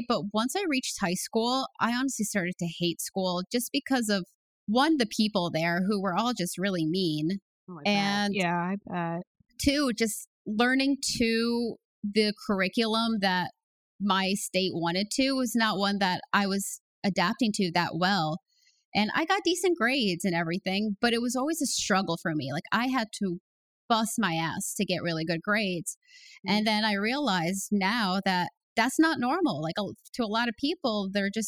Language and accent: English; United States; I grew up in the New York, Connecticut area